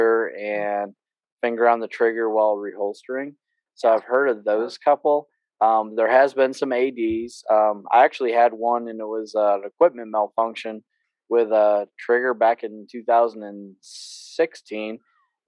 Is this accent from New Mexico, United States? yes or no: no; New York, United States; moved away; I'm from New York